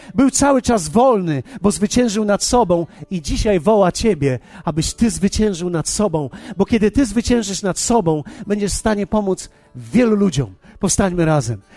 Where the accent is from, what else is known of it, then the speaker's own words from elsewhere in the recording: Poland; ja z Polski jestem